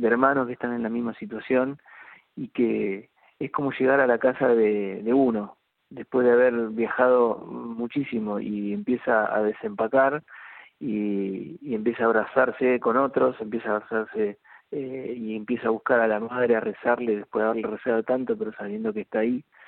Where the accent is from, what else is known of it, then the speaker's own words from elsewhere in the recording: América, Buenos Aires Province, Argentina; moved away; yo viví 30 años en Buenos Aires y hace muy poco tiempo, hace unos cuatro meses, eh, nos vinimos a, a, América, provincia de Buenos Aires, que es el pueblo donde, donde nací